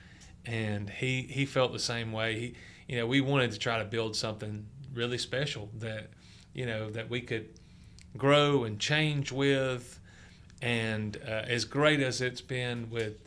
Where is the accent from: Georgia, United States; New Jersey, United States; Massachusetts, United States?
Georgia, United States; North; I grew up in North Georgia